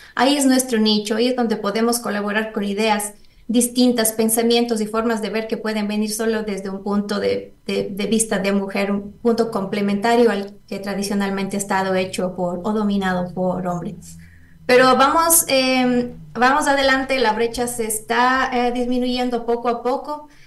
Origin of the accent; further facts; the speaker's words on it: Ecuador; moved away as an adult; also born or lived in Costa Rica; mujeres en ciencias de Ecuador, unas en Ecuador, otras que estamos fuera por un cierto periodo